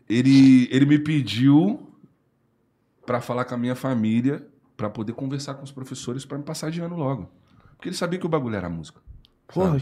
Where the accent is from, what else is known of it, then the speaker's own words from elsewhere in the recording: Espírito Santo, Brazil; eu moro no Espírito Santo, né? Eu sou capixaba